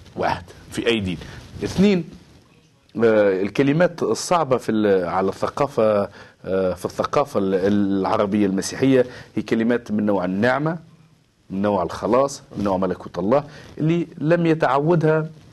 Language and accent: Arabic; Tunisia; انا من تونس